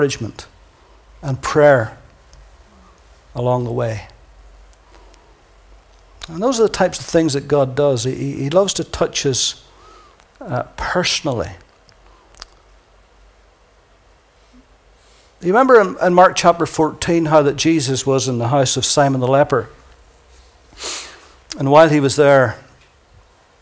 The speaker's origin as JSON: {"language": "English", "country": "Ireland", "accent": "Irish", "said": "my lovely Irish accent"}